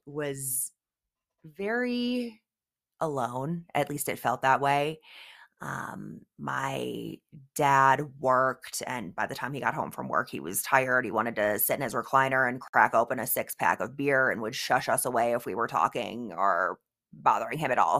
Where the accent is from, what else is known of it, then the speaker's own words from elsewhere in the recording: Oswego, Illinois, United States; I grew up in the Midwest, actually, the western suburbs of Chicago, in a little town called Oswego, Illinois